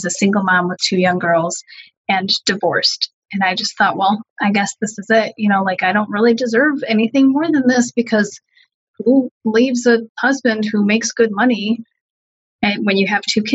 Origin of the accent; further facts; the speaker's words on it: United States; my parents are Hungarian refugees, as is my brother and sister, and I was born here in the States